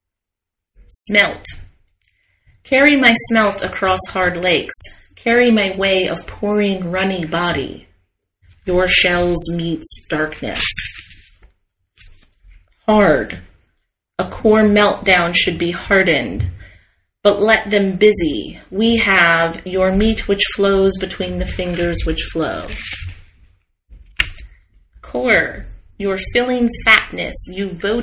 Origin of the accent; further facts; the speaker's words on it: United States; being American